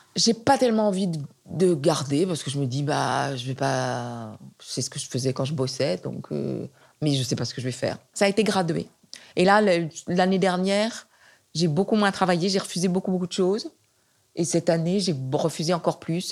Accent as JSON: {"language": "French", "town": "Nantes", "region": "Pays de la Loire", "country": "France", "tie": "born or raised there", "also_born_or_lived": "Provence", "moved": "yes", "lives_now": "Paris, France", "said": "Je suis née à Nantes. Et pour moi, Nantes, c'est horrible parce que c'est plein. Quand j'étais enfant et adolescente, c'était plein de vieilles tantes"}